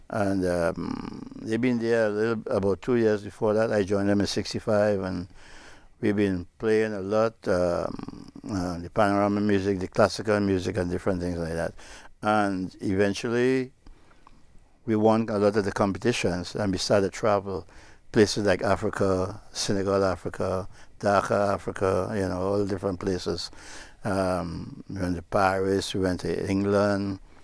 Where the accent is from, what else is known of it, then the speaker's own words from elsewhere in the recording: Trinidad & Tobago; moved away; it's my hometown